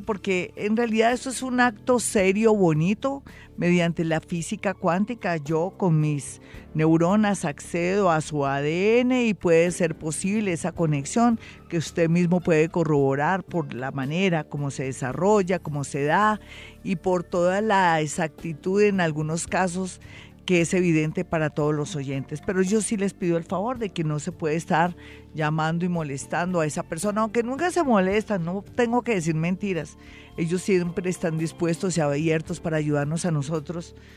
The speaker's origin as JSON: {"language": "Spanish", "country": "Colombia"}